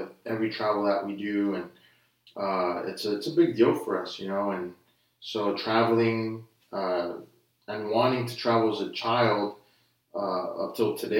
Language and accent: English; Brownsville, Texas, United States; also born or lived in Denton, Texas / Dallas-Fort Worth area; now in Austin, United States; we were raised in Brownsville. So we went from North Texas to South Texas